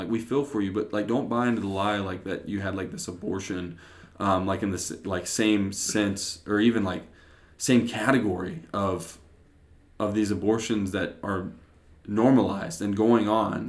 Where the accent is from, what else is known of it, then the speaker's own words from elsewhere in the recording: West Virginia, United States; I'm from West Virginia